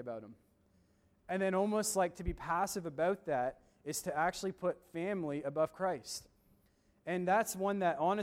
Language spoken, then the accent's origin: English; Woodstock, New Brunswick, Canada; also born or lived in Doaktown, New Brunswick; I grew up in Woodstock, New Brunswick, and then I live in Doaketown now